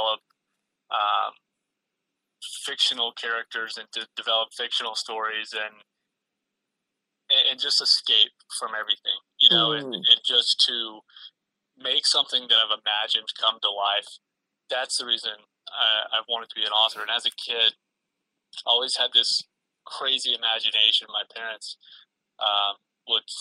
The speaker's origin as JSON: {"language": "English", "region": "North Carolina", "country": "United States", "tie": "born or raised there", "said": "I grew up in North Carolina"}